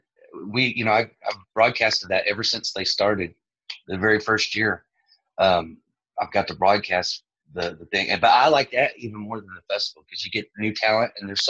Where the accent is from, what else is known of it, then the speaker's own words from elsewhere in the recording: Stephenville, Texas, United States; I ended up coming back to Stephenville.